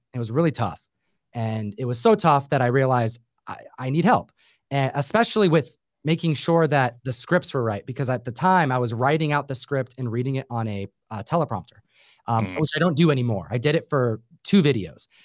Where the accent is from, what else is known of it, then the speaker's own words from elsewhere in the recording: New York, United States; I grew up in New York